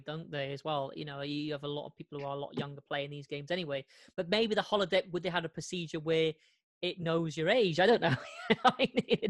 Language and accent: English; United Kingdom; being a Brit